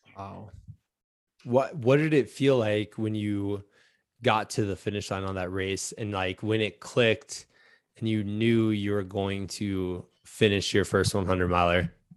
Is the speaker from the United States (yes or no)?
yes; Iowa, United States; growing up in Iowa